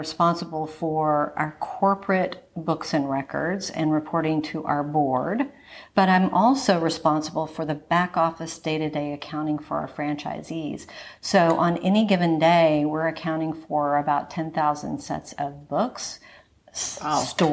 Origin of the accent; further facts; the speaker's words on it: Fort Worth, Texas, United States; accent: Texas twang and Valley girl; also born or lived in Los Angeles, California; I grew up in Fort Worth, Texas, and also Los Angeles, California